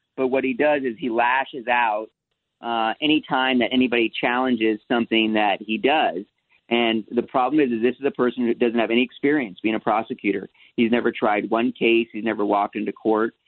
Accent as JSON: {"language": "English", "region": "New York", "country": "United States", "tie": "born or raised there", "moved": "yes", "lives_now": "Los Angeles, United States", "said": "I was born in New York, and I have family there"}